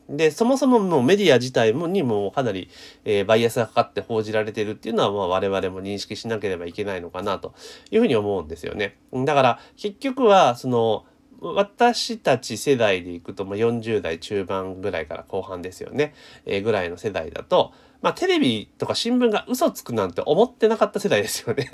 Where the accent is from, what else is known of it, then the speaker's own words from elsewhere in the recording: Osaka, Japan; 私、大阪市民じゃなくて府民ですから